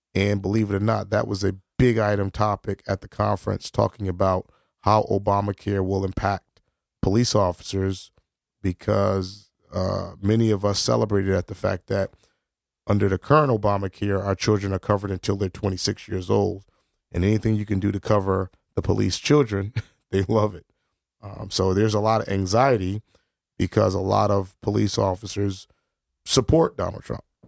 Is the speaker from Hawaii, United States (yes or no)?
no; New Haven, Connecticut, United States; I'm black, I'm from New Haven.